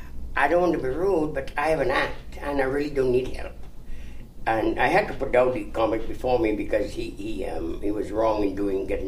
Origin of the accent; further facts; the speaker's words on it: Trinidad & Tobago; also born or lived in Toronto, Canada; now in Los Angeles, United States; originally, I'm from Trinidad in the Caribbean